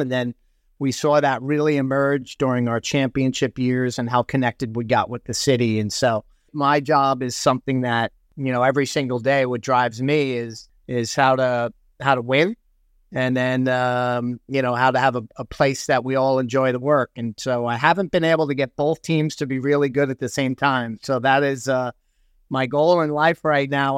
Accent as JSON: {"language": "English", "town": "Massapequa", "region": "New York", "country": "United States", "tie": "born or raised there", "also_born_or_lived": "Queens, New York", "moved": "as an adult", "lives_now": "Toronto, Canada", "said": "I was born in Queens, and, um, I think we were three and a half when, uh, we moved out to Long Island"}